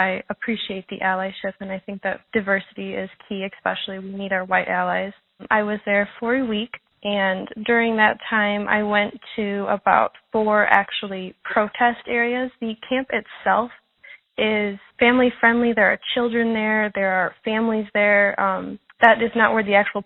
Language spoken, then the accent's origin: English; Montreal, Quebec, Canada; I'm from the Wakashina tribe in Montreal